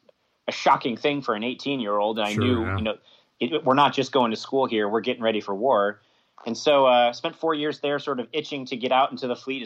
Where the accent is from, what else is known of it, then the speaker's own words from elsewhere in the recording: St. Petersburg, Florida, United States; I'm from Florida, St. Pete.